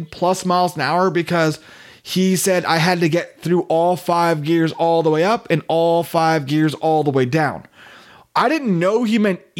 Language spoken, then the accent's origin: English; Staten Island, New York, United States; one thing a lot of people don't know about me personally is that I'm from Staten Island.